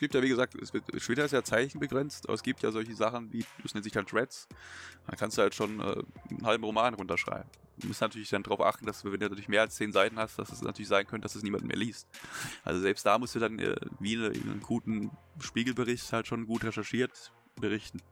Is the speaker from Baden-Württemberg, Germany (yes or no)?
yes; Baden-Württemberg, Germany; als Schwabe